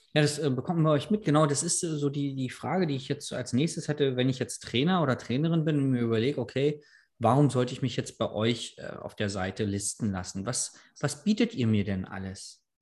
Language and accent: German; Berlin, Germany; ich komme ja aus Berlin